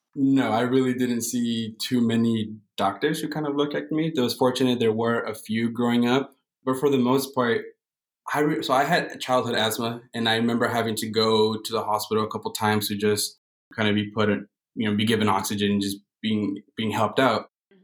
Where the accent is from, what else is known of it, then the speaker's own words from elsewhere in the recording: Montebello, California, United States; We're all born and raised in Los Angeles County. We grew up right next to in in Montebello. It's a small little town right next to East LA.